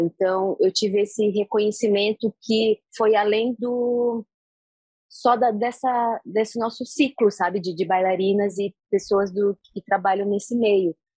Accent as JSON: {"language": "Portuguese", "country": "Brazil", "moved": "yes", "lives_now": "Egypt", "said": "eu sou brasileira"}